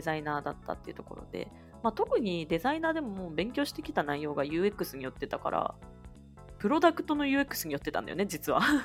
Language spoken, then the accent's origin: Japanese; Nagoya, Aichi, Japan; 名古屋から出たことがないです